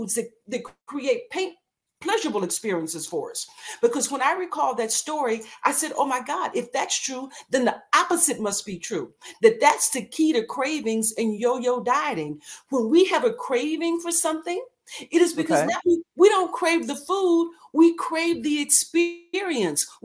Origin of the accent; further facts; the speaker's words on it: Texas, United States; I grew up in Texas, in the country.